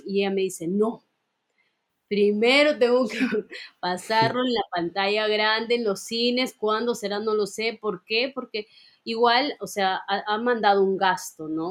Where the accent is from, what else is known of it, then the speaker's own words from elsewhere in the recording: Peru; como peruanos